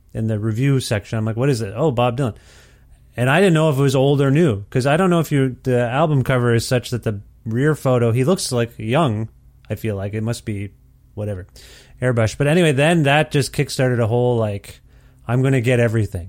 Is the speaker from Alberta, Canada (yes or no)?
no; Ontario, Canada; moved away; also born or lived in Guelph, Ontario; I'm from Ontario originally, and I lived in Guelph, Ontario